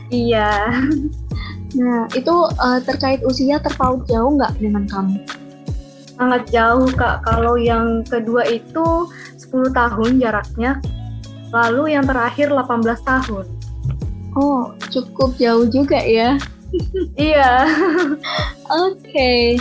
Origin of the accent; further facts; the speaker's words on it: Samarinda, East Kalimantan, Indonesia; Ya, sebelumnya perkenalkan … Saya dari Samarinda, Kalimantan Timur. Saya angkatan 2021, Fakultas Psikologi Hang Tuah Surabaya.